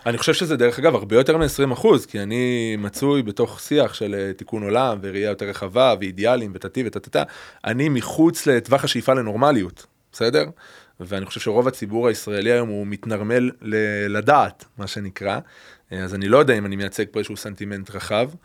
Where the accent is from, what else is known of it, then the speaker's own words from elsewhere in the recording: Beersheba, Southern District, Israel; now in Adi Negev, Israel; ילדות באר שבעית, משפחה מזרחית, מסורתית, ליכודית